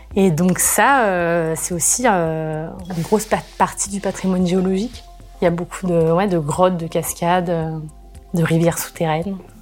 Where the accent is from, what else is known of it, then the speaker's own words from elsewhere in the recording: Rennes, Brittany, France; moved away as an adult; also born or lived in Chambéry / Le Bourget-du-Lac; Je suis née à Rennes, en Bretagne, et je suis venue me perdre dans les montagnes euh, pendant mes études donc à Chambéry